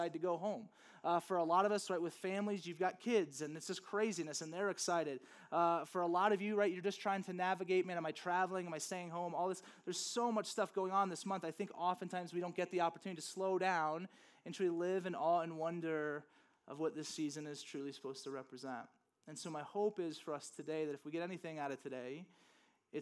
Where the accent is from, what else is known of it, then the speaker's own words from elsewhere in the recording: Louisiana, United States; now in Flagstaff, United States; growing up in Louisiana, there's just nothing really